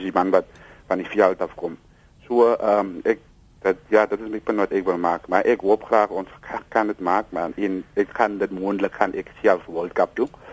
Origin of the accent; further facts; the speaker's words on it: South Africa; also born or lived in Piketberg; ek is 'n trots Suid-Afrikaner